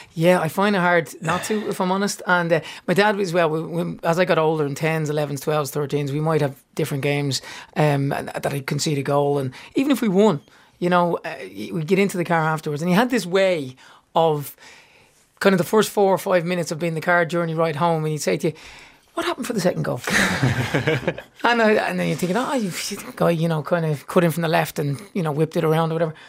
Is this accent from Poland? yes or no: no; Dublin, Leinster, Ireland; growing up in Seagrange Avenue in Baldoyle, out the back garden